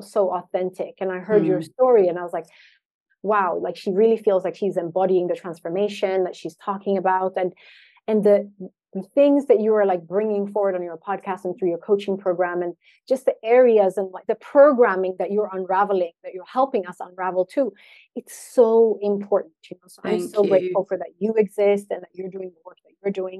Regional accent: Sweden; I was born and raised in Sweden.

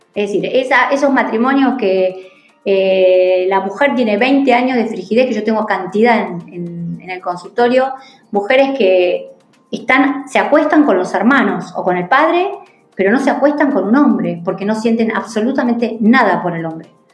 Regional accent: Argentina; acá los argentinos

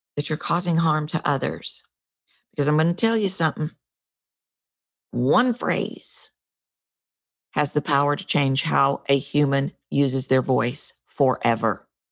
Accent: Texas, United States; I'm a Texan

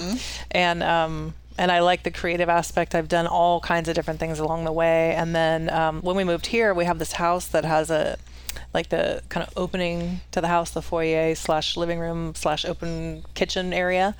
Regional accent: Silicon Valley, California, United States; moved away as an adult; now in Dalton Gardens, United States; sort of sleepier when I was growing up. And it became so hustle and bustle. I was from Silicon Valley

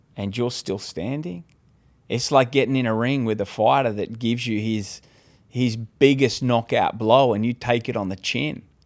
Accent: Australia; moved away as an adult; now in California, United States; I'm originally from Australia

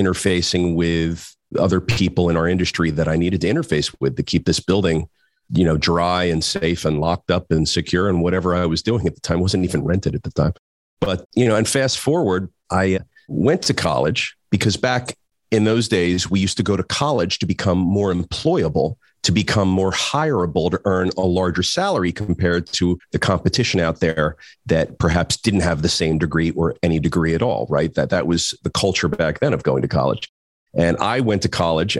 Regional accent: Trenton, New Jersey, United States; moved away as an adult; also born or lived in New York City; I grew up the youngest of four boys. We're from Trenton, New Jersey

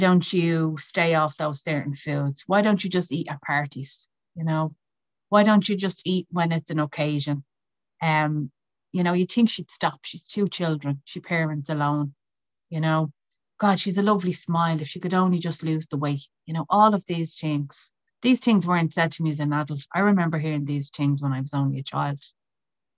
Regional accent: County Meath, Leinster, Ireland; I'm from County Meath in Ireland

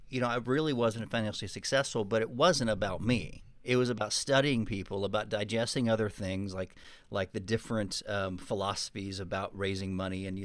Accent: Texas, United States; I wasn't really perceived as a Texan. But it's interesting now that Austin's popular, now that the world is changing, you know, and the tax mm-hmm. issues, people are finding it's a pretty cool place. Um, but I do have an accent.

